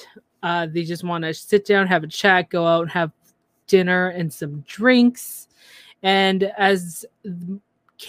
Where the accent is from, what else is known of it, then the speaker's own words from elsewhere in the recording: Canada; I'm the Canadian